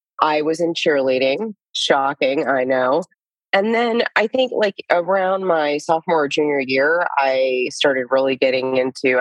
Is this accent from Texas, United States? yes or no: no; Lewiston, Idaho, United States; also born or lived in Florida; now in Austin, United States; So I grew up in Lewiston, Idaho, a very small town in the panhandle of Idaho